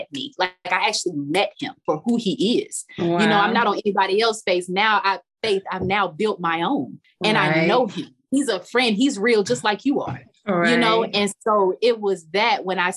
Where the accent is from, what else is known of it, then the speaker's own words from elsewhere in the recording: Charlotte, North Carolina, United States; moved away; I'm from Charlotte, North Carolina